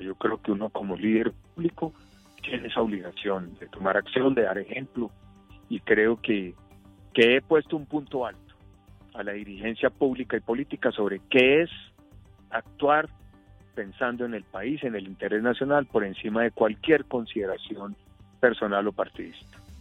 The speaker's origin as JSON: {"language": "Spanish", "country": "Colombia", "said": "todos los colombianos y latinoamericanos"}